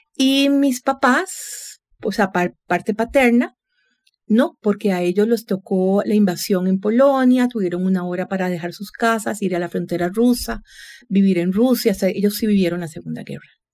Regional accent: San José, Costa Rica; soy vecina, nací por el barrio Don Bosco mis padres origen polaco nacionalizados costarricenses, es decir, yo soy primera generación tica

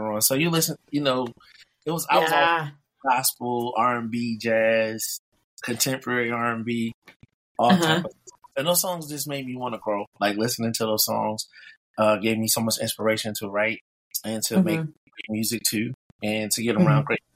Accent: Peoria, Illinois, United States; I'm from Peoria, Illinois. A nice, it's a small town, but a very nice town. Good people. I was around a lot of great musicians around here

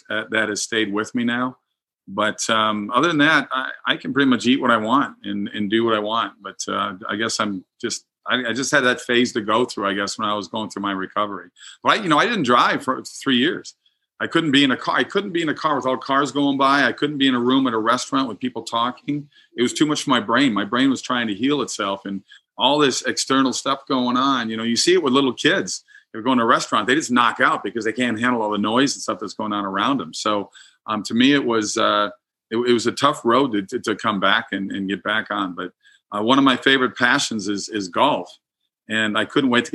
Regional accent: Minnesota, United States; moved away; I'm from Minnesota originally

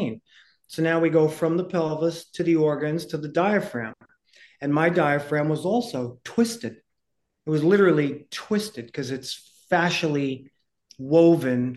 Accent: New York City, New York, United States; I was born in 1969 in the Bronx to a poor single mom

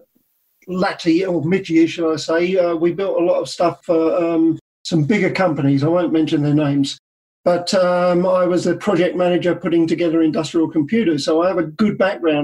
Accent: New Zealand; I'm from New Zealand

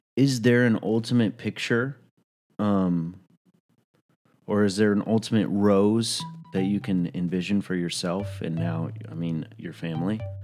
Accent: New York, United States; as a New Yorker

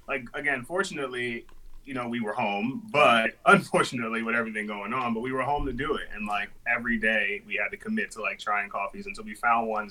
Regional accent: New York City, New York, United States; both of us born and raised in the Bronx

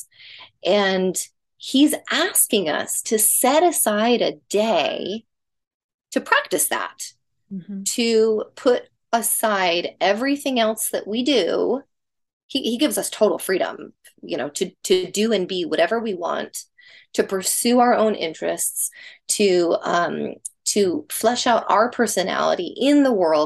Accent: the South, United States; When I was little, I grew up in the South and we went to a Baptist church

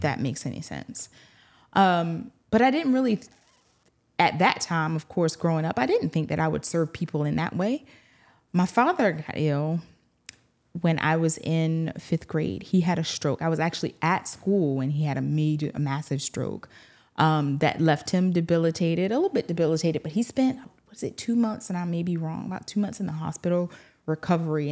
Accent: Eutawville, South Carolina, United States; moved away as an adult; also born or lived in Augusta, Georgia; now in Louisiana, United States; born and reared in a small town called Utahville, E U T

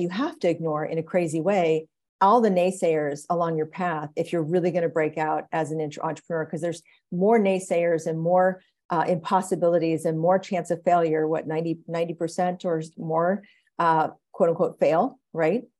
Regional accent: Oklahoma, United States; I grew up in Oklahoma

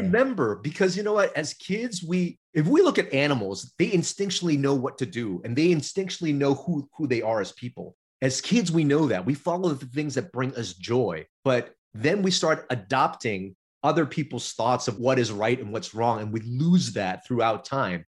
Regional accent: Los Angeles, California, United States; We were in Chinatown, LA, when I first moved here, which was a, a, a city and region of immigrants. But I got bused to uh, more affluent area for school

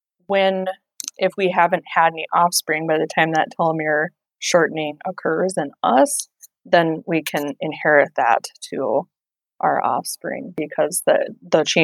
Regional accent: Pine Ridge Reservation, South Dakota, United States; I grew up on the Pine Ridge Reservation in South Dakota, and I'm a member of the Ogallala Sioux Tribe

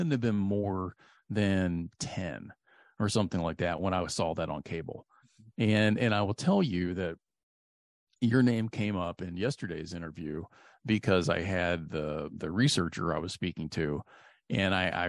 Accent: New Albany, Indiana, United States; Big German, you know, population where I grew up in New Albany, Indiana

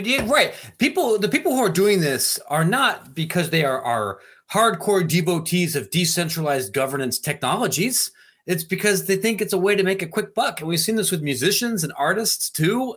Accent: Ohio, United States; I, I'm from Ohio

